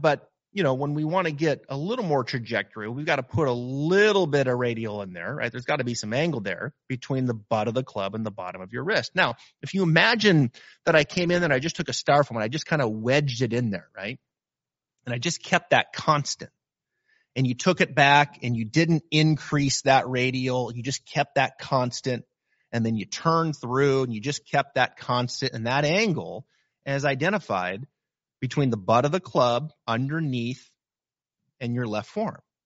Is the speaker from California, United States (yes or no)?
no; Pacific Northwest, Northern Idaho, United States; moved away; I can remember growing up in the Pacific Northwest, Northern Idaho, and you've got snow, like, over your head